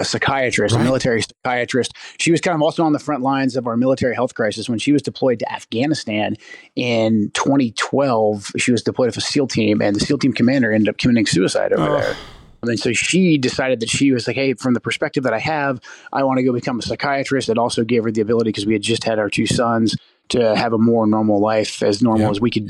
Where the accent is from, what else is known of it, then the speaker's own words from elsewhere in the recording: Pacific Northwest, United States; I'm from the Pacific Northwest, and I moved my family back here to get closer to my parents